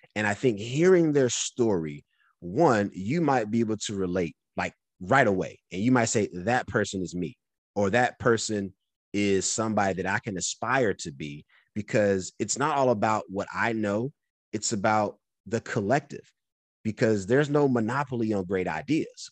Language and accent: English; North Carolina, United States; moved away; also born or lived in California; I'm from North Carolina